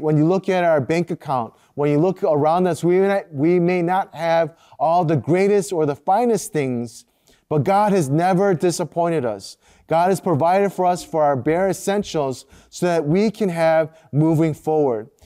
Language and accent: English; United States; first language Korean; growing up as a second generation Korean American